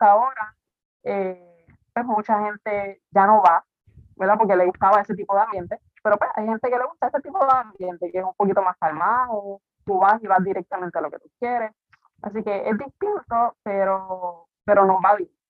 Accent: Quebradillas, Puerto Rico; moved away as an adult; now in Rincón, Puerto Rico; yo soy de quebradilla, pero me voy para con hace ocho años

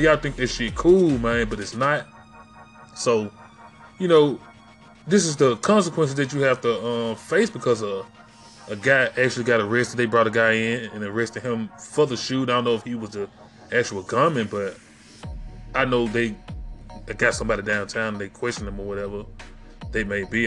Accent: Memphis, Tennessee, United States; That's why I talk the way I talk. I am from Memphis, Memphis, Tennessee.

